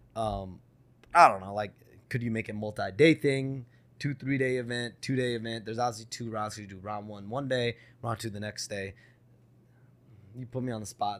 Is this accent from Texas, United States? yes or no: no; Chicago, Illinois, United States; I, am born and raised there